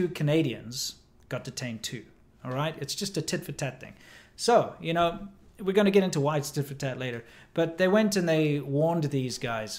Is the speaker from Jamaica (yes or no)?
no; South Africa; moved away; I'm South African